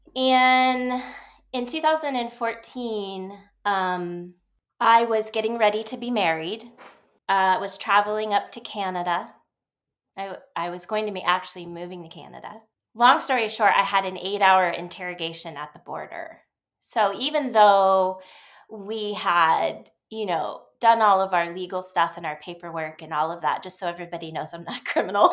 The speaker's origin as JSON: {"language": "English", "region": "Ohio", "country": "United States", "tie": "born or raised there", "also_born_or_lived": "Dallas / New York / Seattle", "moved": "as an adult", "said": "I grew up in Ohio"}